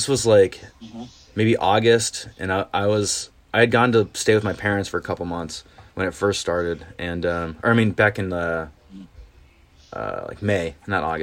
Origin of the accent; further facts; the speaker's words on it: Indiana, United States; moved away as an adult; also born or lived in Columbia, Maryland / South Carolina / Madison, Wisconsin / Tennessee; now in Chicago, United States; I grew up in Indiana